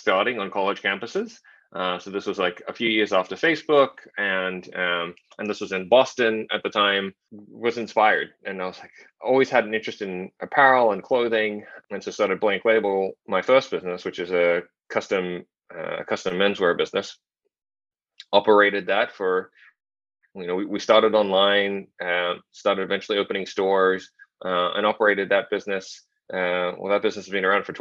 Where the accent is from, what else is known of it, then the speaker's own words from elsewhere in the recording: Sydney, New South Wales, Australia; also born or lived in Shanghai; I was born in Shanghai, grew up in Sydney, Australia.